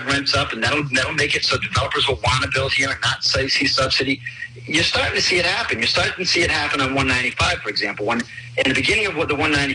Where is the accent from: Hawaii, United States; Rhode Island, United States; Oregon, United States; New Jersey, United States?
Rhode Island, United States; Newport; I grew up in Newport. My dad worked on the base.